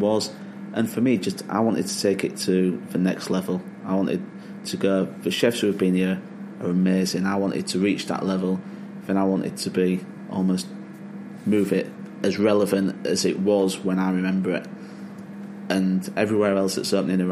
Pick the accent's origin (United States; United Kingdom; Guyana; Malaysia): United Kingdom; Hull, Yorkshire and the Humber; moved away as an adult; also born or lived in London / Lake District / Scotland; now in Yorkshire, United Kingdom; Family were all in Hull. I grew up in Hull.